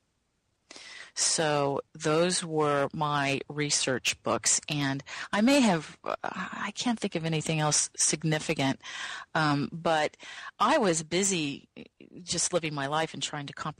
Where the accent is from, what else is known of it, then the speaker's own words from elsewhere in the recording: the Bible Belt, United States; moved away; also born or lived in California; I grew up in the Bible Belt